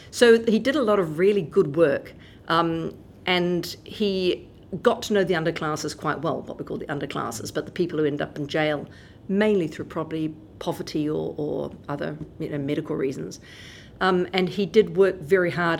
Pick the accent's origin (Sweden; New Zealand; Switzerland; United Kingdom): New Zealand; Wellington; I grew up in Wellington